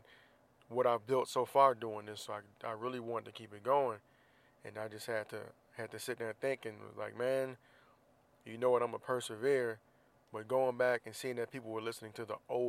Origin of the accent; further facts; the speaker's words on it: Florida, United States; now in Southern California, United States; I'm from Florida